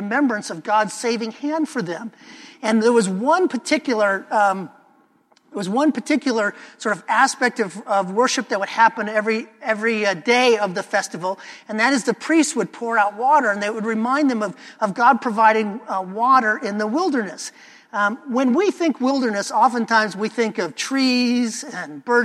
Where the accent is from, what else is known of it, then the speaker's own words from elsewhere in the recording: Chicago, Illinois, United States; now in Portland, United States; I grew up in Chicagoland